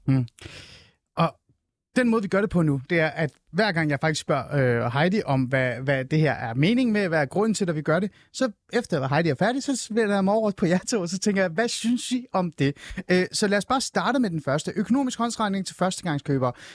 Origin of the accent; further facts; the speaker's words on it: Hornbæk, Capital Region of Denmark, Denmark; jeg voksede op i Nordsjælland, men det var også en lille provinsby i virkeligheden, Det er Old Ålskov hornbæk området